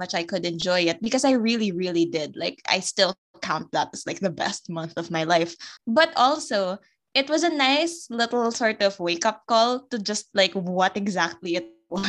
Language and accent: English; Philippines; we as society, like as a Filipino society